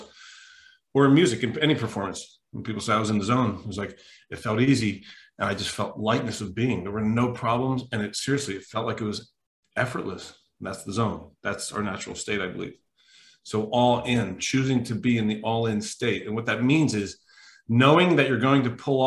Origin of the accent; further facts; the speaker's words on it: New Jersey, United States; moved away; I'm from Jersey. I'm from South Jersey originally